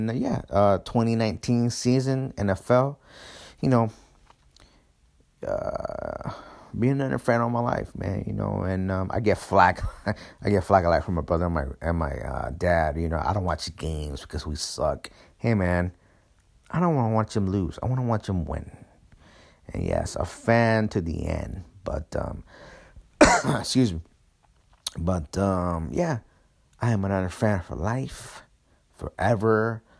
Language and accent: English; East Bay, California, United States; moved away as an adult; also born or lived in San Francisco, California; now in Houston, United States; I was born and raised in San Francisco, California, since 1984. Moved to the East Bay in 1988. moved out from the East Bay in 2007. Been living in Houston, Texas ever since, almost 12 years.